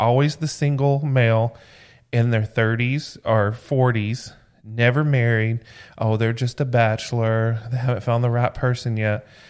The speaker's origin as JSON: {"language": "English", "region": "Georgia", "country": "United States", "tie": "born or raised there", "said": "growing up in Georgia"}